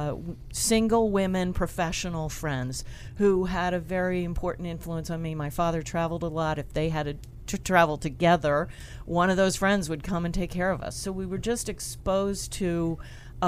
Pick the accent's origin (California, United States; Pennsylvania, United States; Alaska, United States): Pennsylvania, United States; Philadelphia; I'm originally from Philadelphia